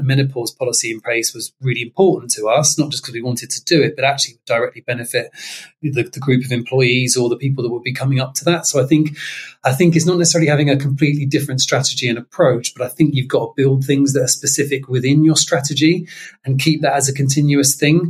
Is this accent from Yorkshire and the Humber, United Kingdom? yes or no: no; London, United Kingdom; I'm from South London originally, and I'd grown up in a very diverse area in Catford